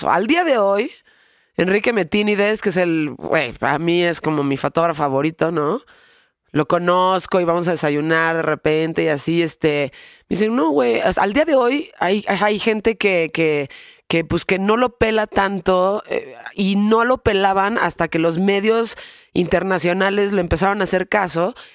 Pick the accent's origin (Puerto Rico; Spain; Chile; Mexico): Mexico; como mujeres y como mexicanos